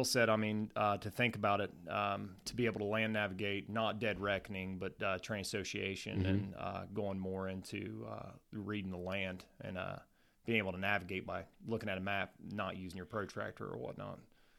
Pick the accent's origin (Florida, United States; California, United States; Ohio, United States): Ohio, United States; Wheelersburg; also born or lived in Portsmouth, Ohio; For starters, I'm originally from Portsmouth, Ohio.